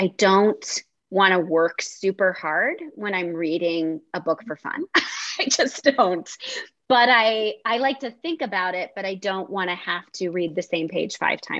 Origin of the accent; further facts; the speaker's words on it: Philadelphia, Pennsylvania, United States; I'm from Philly.